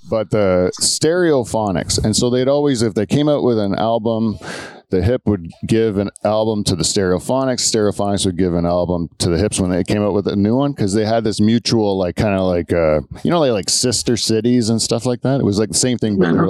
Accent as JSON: {"language": "English", "region": "Ontario", "country": "Canada", "said": "as a Canadian"}